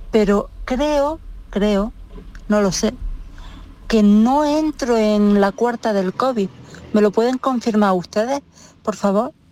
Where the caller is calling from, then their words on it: Granada, Andalusia, Spain; Buenos días, soy … de Granada. Tengo 37 años.